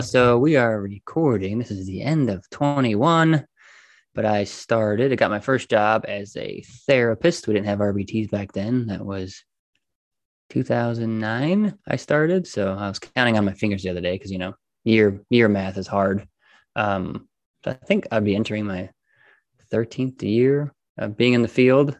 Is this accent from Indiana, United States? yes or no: yes; Indiana, United States; moved away as an adult; also born or lived in Florida; we live, we live, we're from Indiana. So we moved to Florida